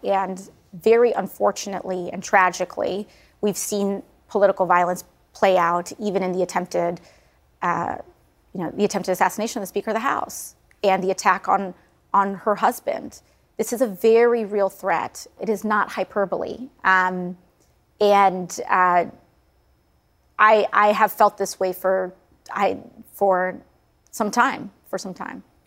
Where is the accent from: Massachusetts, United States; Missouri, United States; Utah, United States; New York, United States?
New York, United States; New York City; I'm also a New Yorker